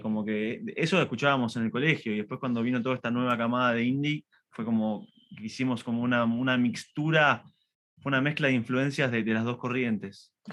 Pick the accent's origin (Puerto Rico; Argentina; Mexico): Argentina; nosotros somos argentinos